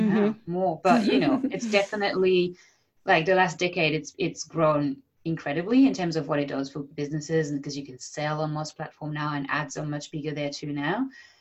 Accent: France; accent: French; English is a second language; I'm just embracing the Frenchness now. Yeah. For so many years, I was like, oh, but my accent.

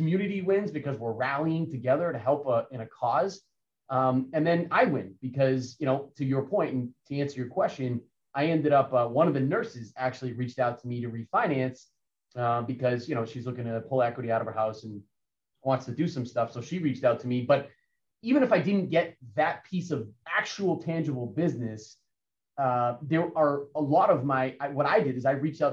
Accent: Central Massachusetts, United States; also born or lived in Hopkinton; where I grew up in Central Mass

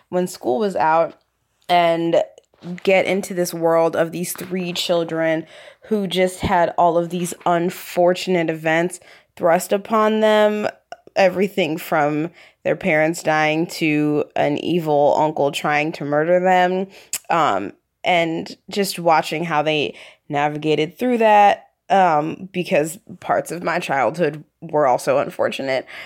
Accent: Philadelphia, Pennsylvania, United States; from Philadelphia

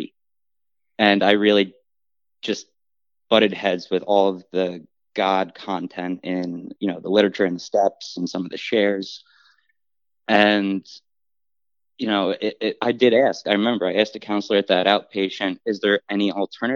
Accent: Englewood, New Jersey, United States; I was born and raised in Englewood, New Jersey, in Bergen County

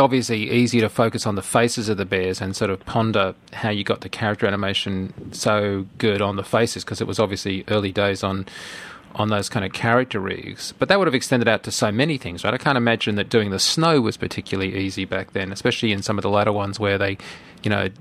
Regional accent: Australia; being an Australian

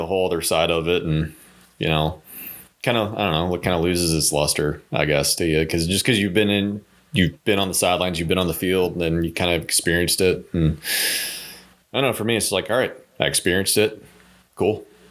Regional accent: Ohio, United States; moved away as an adult; now in Traverse City, United States; No, actually, I grew up in Ohio. I've lived in Ohio for 26 years of my life.

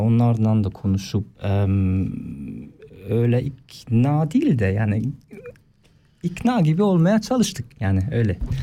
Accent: Oftringen, Aargau, Switzerland; okula gittim Oftringen'den.

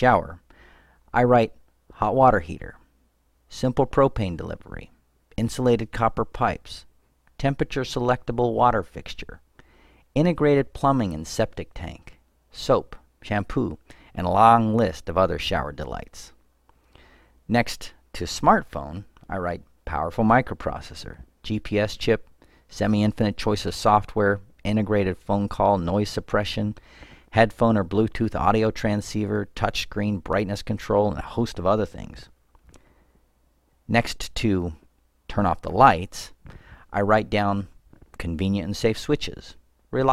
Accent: United States; I'm an American

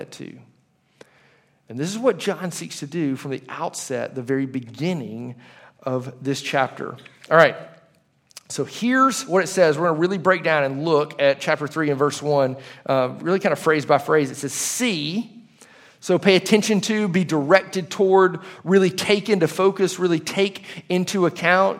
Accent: Leeds, Alabama, United States; I lived in Leeds, Alabama for most of my life

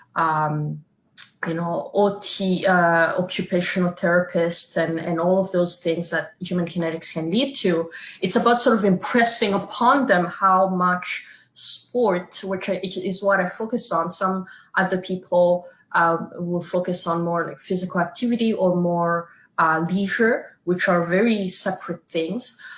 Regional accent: Canada; us being Canadian

